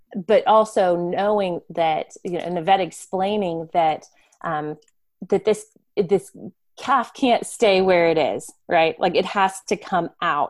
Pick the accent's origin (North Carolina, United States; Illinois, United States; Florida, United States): Florida, United States; I grew up in Florida